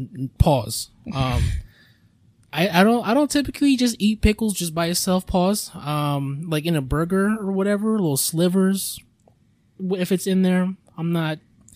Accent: Philippines; I mean, if I'm me being Filipino, if I had like a thing of rice

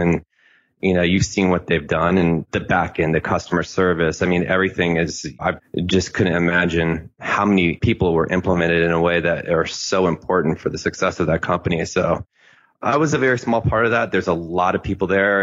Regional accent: Tampa, Florida, United States; moved away as an adult; also born or lived in New York; I grew up in Tampa

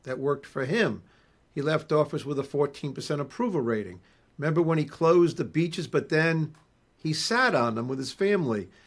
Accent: Rhode Island, United States; also born or lived in New England / Maine / Boston; now in New Hampshire, United States; I'm from Rhode Island

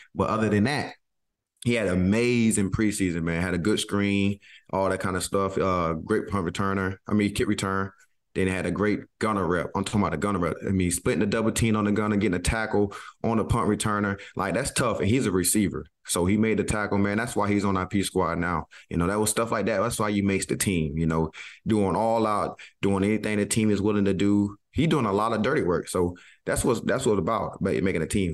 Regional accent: the South, United States; I'm from the South

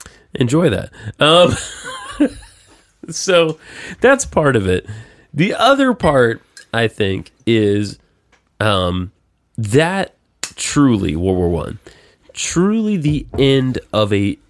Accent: the South, United States; I did grow up listening to the wrong side of it. I am from the South.

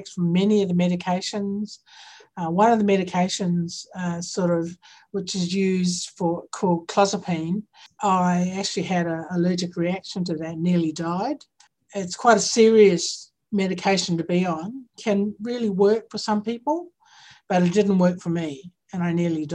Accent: New Zealand; now in Victoria, Australia; I'm from Aotearoa. I'm Indigenous to Aotearoa

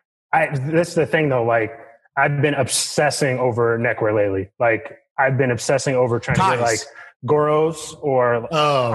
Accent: Washington, District of Columbia, United States; I'm from D.C.

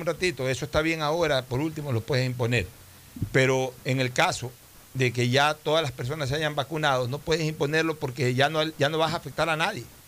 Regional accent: Ecuador; somos los ecuatorianos

